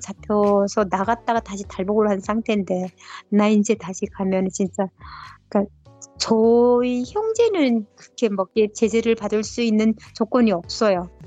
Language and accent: Korean; North Korea; accent: North Korean dialect; also born or lived in China / South Korea; now in United States; 제가 북한 사투리가 나왔나 봐요